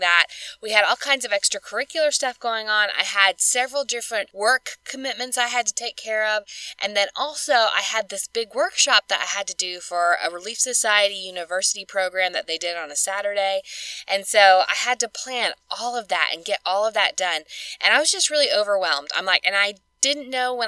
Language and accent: English; Alabama, United States; Kansas is one of my best friends that I grew up with here in Alabama. So we grew up together